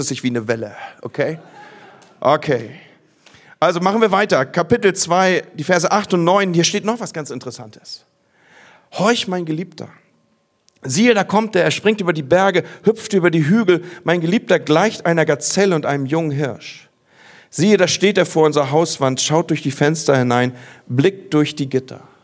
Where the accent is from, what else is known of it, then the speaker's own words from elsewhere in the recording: Northern Germany, Germany; bei uns im Norden